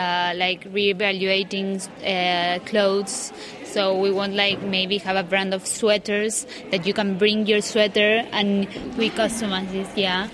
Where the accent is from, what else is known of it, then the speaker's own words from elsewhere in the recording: Argentina; I'm from Argentina.